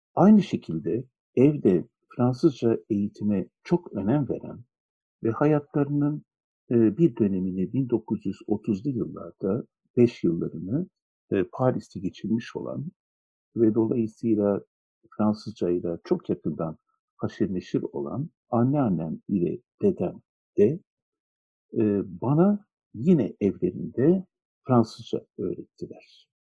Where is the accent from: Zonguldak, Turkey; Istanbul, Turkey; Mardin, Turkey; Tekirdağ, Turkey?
Istanbul, Turkey; Çocukluğum İstanbul'da Şişli, Osman Bey, Feriköy, Pangaltı, Teşvikiye, Nişantaşı çevrelerinde geçti, Kurtuluş'ta geçti.